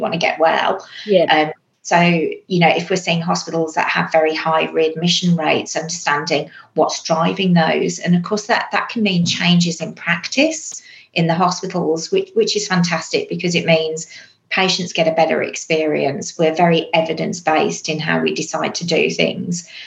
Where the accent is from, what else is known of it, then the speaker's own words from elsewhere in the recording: England, United Kingdom; accent: English; moved away as an adult; now in Australia; you'll probably guess from the accent, I'm also English.